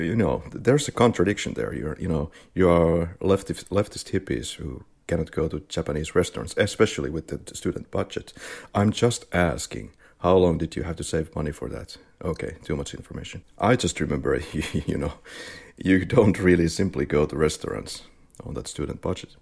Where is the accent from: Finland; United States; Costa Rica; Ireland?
Finland; now in Spain; I studied media, and I was born and raised, born and bred in Finland, and now I'm living in Spain